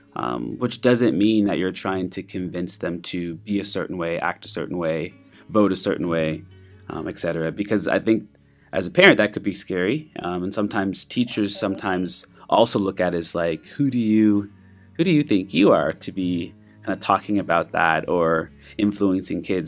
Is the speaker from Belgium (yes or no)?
no; Canada; moved away; I'm from Canada